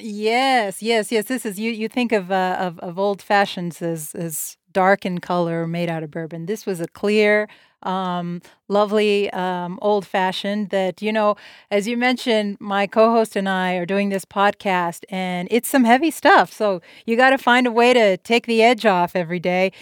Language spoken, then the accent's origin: English; El Paso, Texas, United States; I'm here, uh, in my hometown of El Paso, Texas